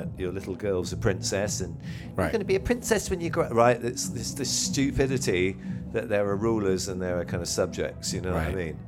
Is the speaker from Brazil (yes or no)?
no; England, United Kingdom; growing up in England in the late 1960s and 1970s